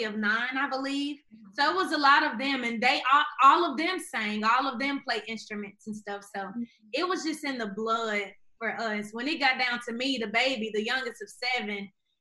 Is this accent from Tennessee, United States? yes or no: yes; Memphis, Tennessee, United States; I grew up in Memphis, Tennessee